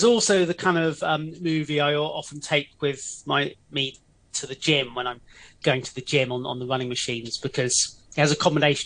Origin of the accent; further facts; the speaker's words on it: England, United Kingdom; moved away as an adult; now in Hong Kong; being English